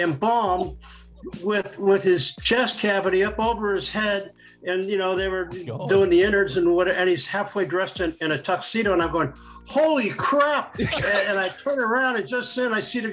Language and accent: English; Santa Monica, California, United States; I wound up in Santa Monica, my hometown.